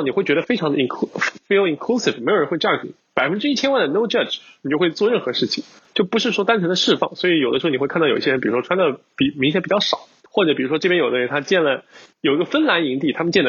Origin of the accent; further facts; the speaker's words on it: China; 尤其像我们听众，我们从尤其从国内来的话，我们日常接触到的很多文化还是有一定的冲击。